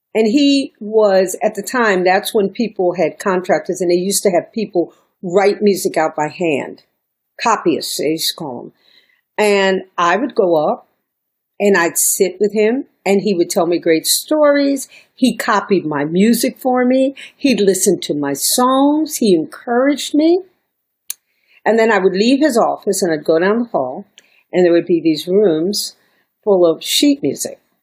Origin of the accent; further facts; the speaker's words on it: New York, United States; moved away as an adult; also born or lived in Miami; I'm a New Yorker at this time. I'm still New York